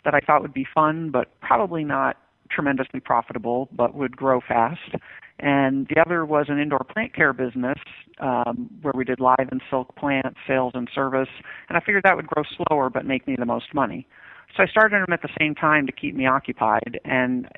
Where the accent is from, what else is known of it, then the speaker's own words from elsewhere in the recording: Westchester County, New York, United States; I grew up in Westchester County, New York, which is one of the wealthiest places in the nation.